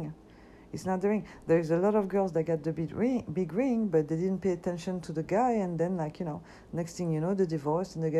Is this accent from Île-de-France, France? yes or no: yes; Paris, Île-de-France, France; now in United States; I grew up and I was born in Paris.